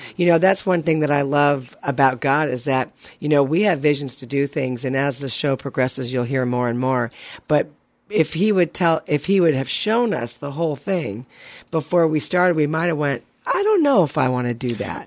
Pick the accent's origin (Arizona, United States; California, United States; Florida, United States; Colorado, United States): California, United States; Burbank; I'm born and raised in Burbank, California